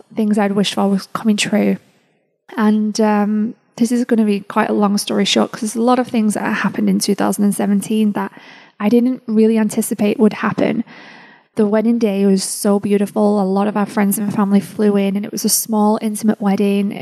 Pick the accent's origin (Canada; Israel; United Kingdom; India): United Kingdom; England; moved away as an adult; now in United States; the time came for me to leave England and move over to the United States.